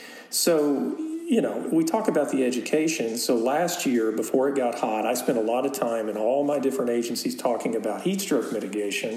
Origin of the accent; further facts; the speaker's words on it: Lubbock, Texas, United States; I grew up in Lubbock.